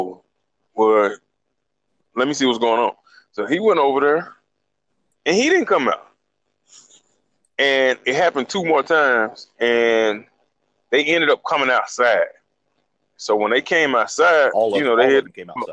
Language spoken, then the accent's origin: English; Montgomery, Alabama, United States; I was born in Montgomery. From the time I was younger until probably we got to high school